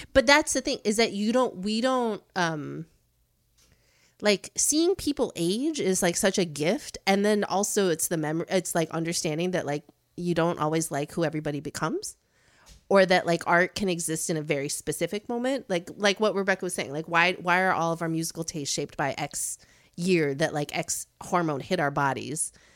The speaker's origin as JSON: {"language": "English", "town": "Chicago", "region": "Illinois", "country": "United States", "tie": "born or raised there", "moved": "as an adult", "lives_now": "New York, United States", "said": "I grew up in the suburbs of Chicago"}